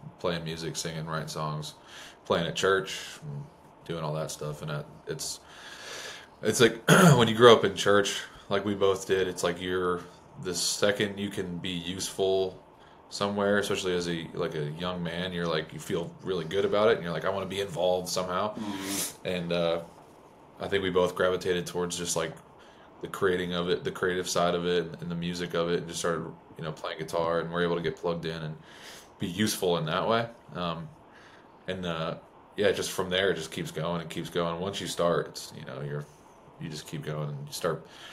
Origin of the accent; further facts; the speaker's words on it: New York, United States; now in Nashville, United States; where I grew up in New York was, I mean, my neighbor, like, right down the road